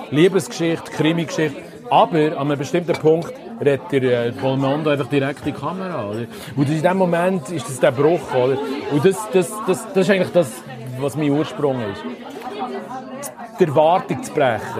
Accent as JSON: {"language": "German", "country": "Switzerland", "said": "Hey, schau, ich bin Schweizer und wir stehen dazu und darum schreibe ich jetzt Schweizerdeutsch."}